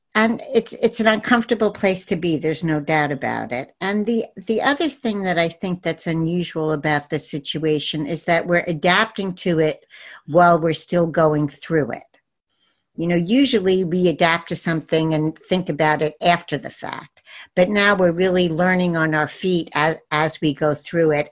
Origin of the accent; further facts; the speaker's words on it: New York City, New York, United States; my hometown is New York City